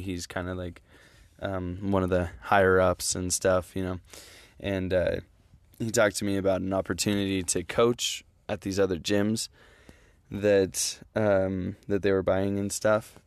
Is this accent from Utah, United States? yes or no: yes; Utah, United States; I'm from Utah